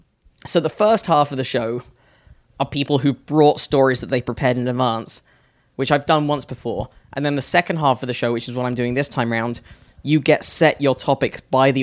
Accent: United Kingdom; moved away as an adult; now in United States; as a Brit

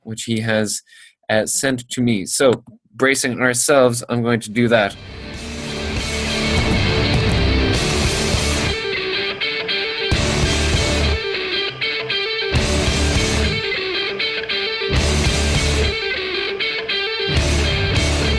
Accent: Limerick, Munster, Ireland; Limerick, my hometown, in Ireland

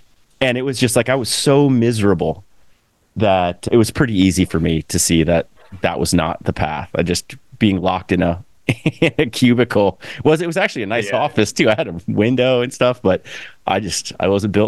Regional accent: Gainesville, Florida, United States; I grew up in Gainesville

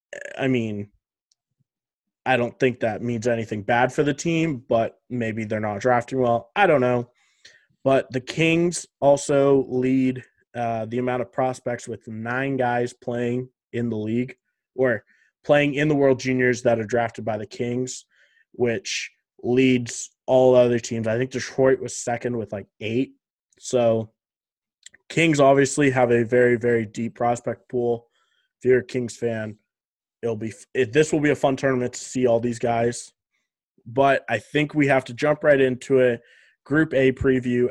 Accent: Canada; being Canadian

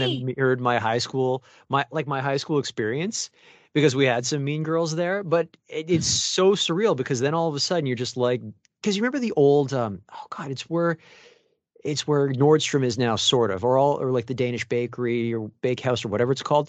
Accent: Mississauga, Ontario, Canada; now in Toronto, Canada; I'm from Mississauga, so I'm just literally one town over

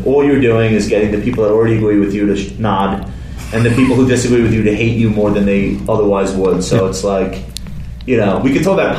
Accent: Compton, California, United States; Well, growing up in Compton I had those kind of formative influences and stuff.

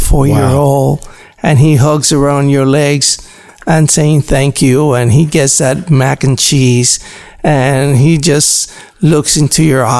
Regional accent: Dade County, Florida, United States; moved away; I'm from Dade County

